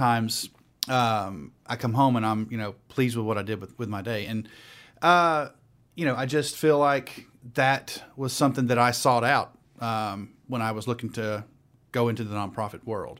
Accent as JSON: {"language": "English", "town": "Dalton", "region": "Georgia", "country": "United States", "tie": "born or raised there", "moved": "as an adult", "lives_now": "Atlanta, United States", "said": "I am originally from Dalton, Georgia, North Georgia"}